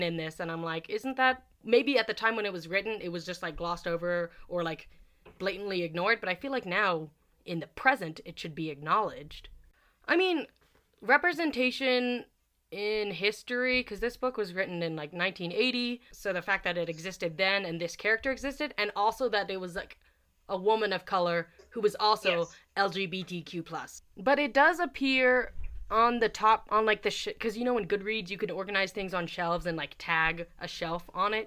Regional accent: United States; I'm from America

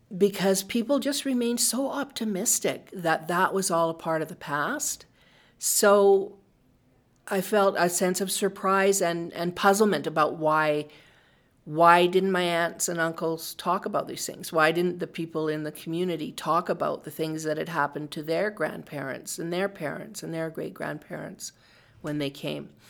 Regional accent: Calgary, Alberta, Canada; I grew up in Bon Ness before it was part of the city of Calgary

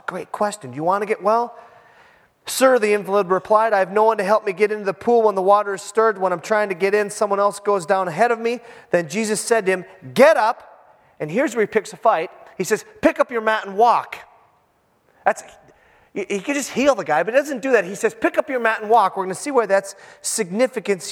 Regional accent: Iron Range, Minnesota, United States; I am from the Iron Range

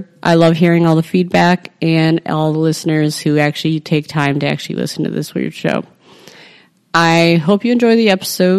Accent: Chicago, Illinois, United States; also born or lived in Mount Prospect, Illinois; I'm from Chicago.

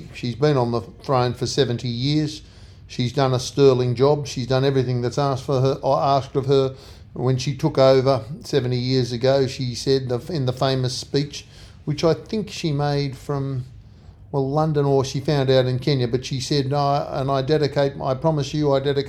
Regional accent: Australia; We are Australians.

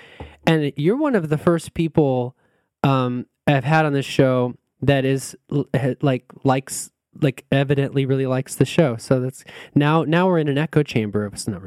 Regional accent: California, United States; I sound like I'm from California, which I kind of am

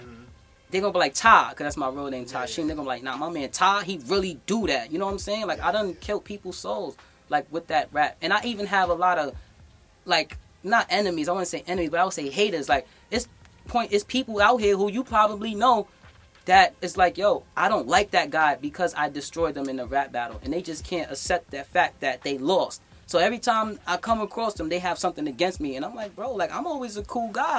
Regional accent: New York City, New York, United States; I'm from the Bronx. This is where hip hop started, and as a Bronxite

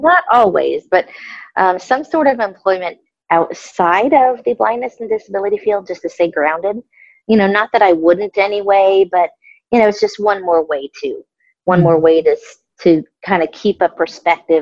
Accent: Florida, United States; now in Illinois, United States; I'm from Florida

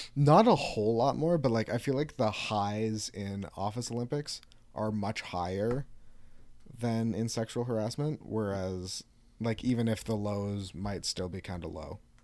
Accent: Canada; We're Canadian.

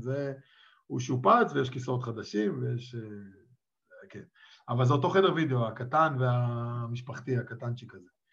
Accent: Israel; now in Czech Republic; אני גדלתי בתוך הכדורסל הישראלי

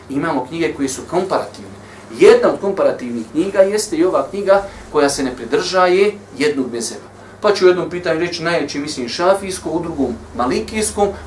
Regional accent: Bosnia & Herzegovina; kod nas u Bosni

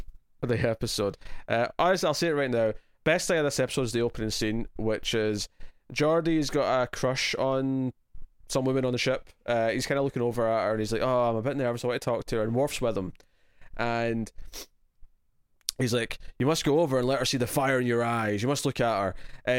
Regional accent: Scotland, United Kingdom; I guess my natural instinct as Scottish is to go with a sort of brogue, like the sort of character you'd expect to yell in Braveheart.

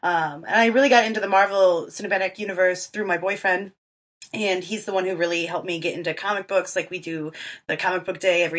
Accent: Southeastern Michigan, United States; I'm 28. I'm from Southeastern Michigan, born and raised.

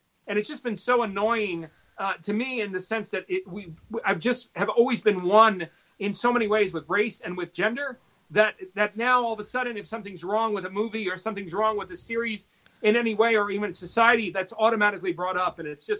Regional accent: New York, United States; I grew up in New York. I was raised by my mom. She was a single mother. I was, you know, with my sister, and we were in a very extremely diverse community.

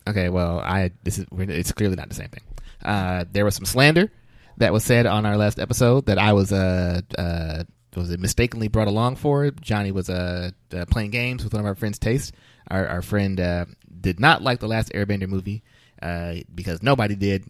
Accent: Flint, Michigan, United States; I'm from Flint

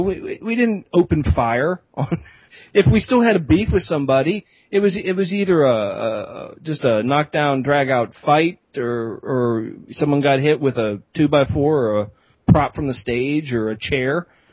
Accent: Pennsylvania, United States; Well, not my home, that's my home state.

